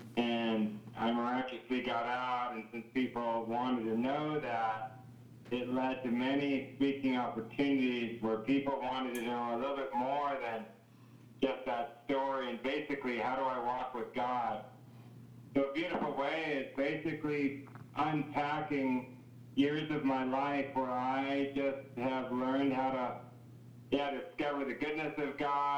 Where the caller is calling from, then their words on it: Kona, Hawaii, United States; I am calling from Kona, Hawaii, where we have one of our main training centers for youth with a mission in North America.